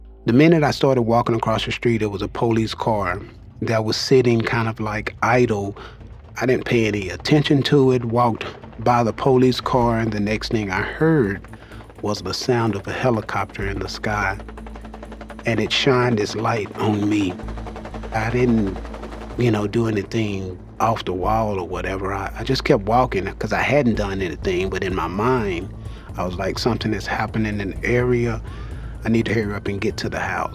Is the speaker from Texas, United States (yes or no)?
yes; Dallas, Texas, United States; I'm from Dallas, Texas. Growing up, I stayed in Oak Cliff with my mom, dad, and two younger brothers and an older sister